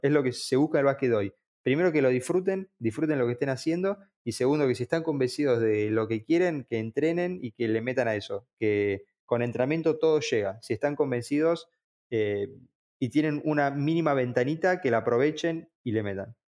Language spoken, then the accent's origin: Spanish; Bahía Blanca, Buenos Aires Province, Argentina; nací en Bahía